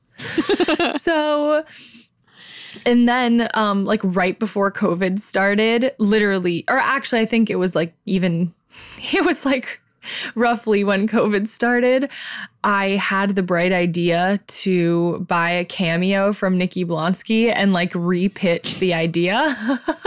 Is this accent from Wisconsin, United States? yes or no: no; Silver Lake, Ohio, United States; extremely white girls growing up in Silver Lake, Ohio